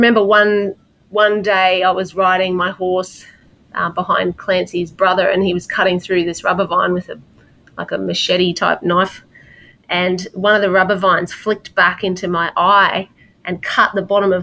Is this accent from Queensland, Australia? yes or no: yes; Townsville, Queensland, Australia; I was very lucky to grow up in Townsville, even though it was a regional town